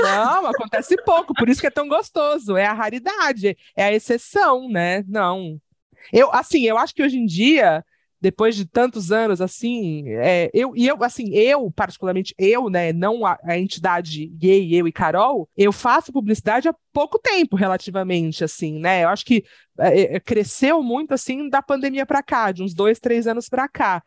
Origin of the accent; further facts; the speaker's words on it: Santos, São Paulo, Brazil; now in São Paulo, Brazil; E sou de Santos, tenho um cachorro maravilhoso, duas gatas maravilhosas e moro em São Paulo